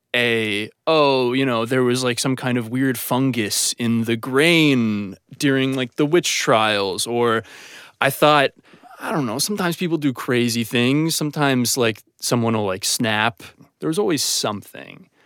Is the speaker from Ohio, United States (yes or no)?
yes; Ohio, United States; moved away as an adult; now in Los Angeles, United States; I'm from Ohio